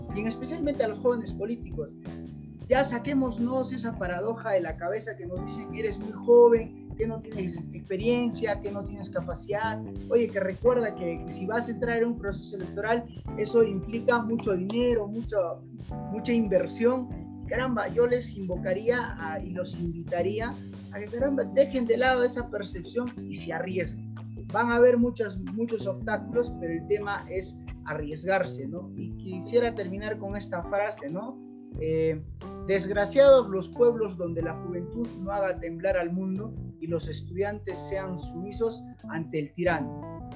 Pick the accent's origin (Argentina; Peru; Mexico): Peru; Cusco; yo en el Cusco, yo soy cusqueño